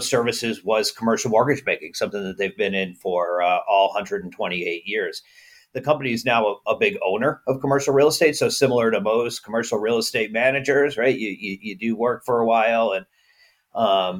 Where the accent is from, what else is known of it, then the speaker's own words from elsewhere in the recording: New York, United States; moved away as an adult; now in Chicago, United States; I'm a recovering New Yorker. I'm originally from New York